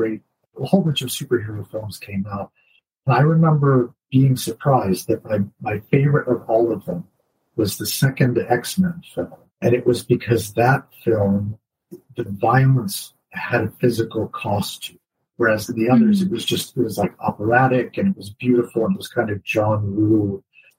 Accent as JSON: {"language": "English", "region": "North Carolina", "country": "United States", "tie": "born or raised there", "moved": "as an adult", "lives_now": "Cambridge, United Kingdom", "said": "I grew up in North Carolina in the United States"}